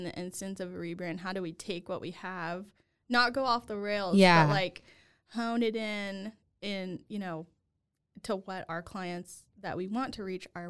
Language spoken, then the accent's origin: English; Louisiana, United States; I grew up in Louisiana. My mom is from Missouri, and my dad's family is from Mississippi. So I grew up thinking I was like a full-blown Cajun in Louisiana.